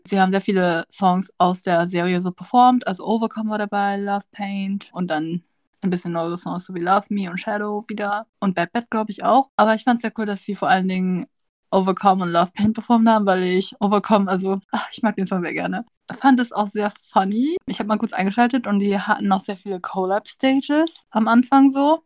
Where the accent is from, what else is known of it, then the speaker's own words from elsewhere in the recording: Vietnam; als Vietnamese